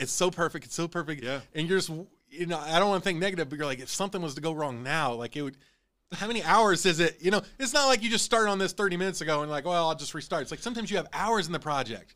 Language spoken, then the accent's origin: English; Illinois, United States; moved away; I'm originally from Illinois.